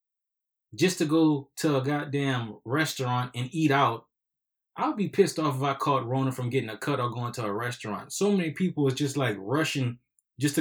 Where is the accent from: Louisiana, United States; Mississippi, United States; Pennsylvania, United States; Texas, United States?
Louisiana, United States; we are from Louisiana.